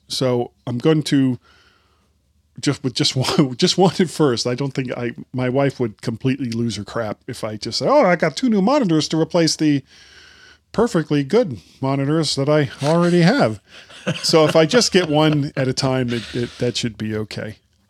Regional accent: Florida, United States; I'm from Florida.

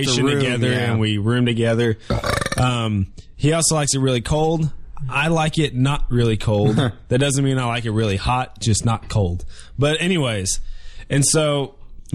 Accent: Dallas, Texas, United States; also born or lived in San Antonio, Texas; We've not lived anywhere else but in Texas

